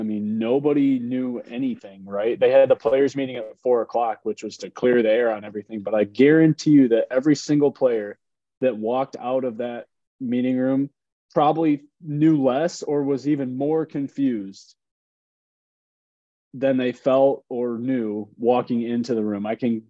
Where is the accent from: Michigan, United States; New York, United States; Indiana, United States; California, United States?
Michigan, United States; in Detroit here in Michigan, my home state